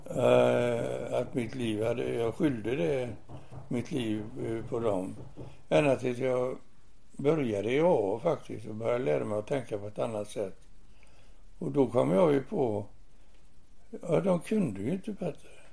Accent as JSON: {"language": "Swedish", "town": "Gothenburg", "region": "Västra Götaland", "country": "Sweden", "tie": "born or raised there", "said": "i Göteborg, i Masturgöts, Masturgöts församling"}